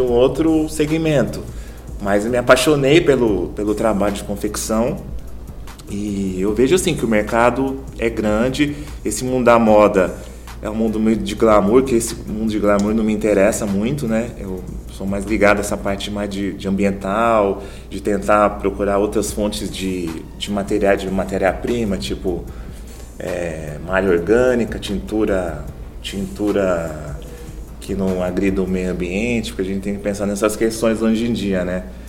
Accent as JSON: {"language": "Portuguese", "region": "São Paulo", "country": "Brazil", "moved": "as an adult", "lives_now": "Campo Grande, Brazil", "said": "Sou de São Paulo e vim trabalhar aqui em Campo Grande, e vim mudei para Campo Grande."}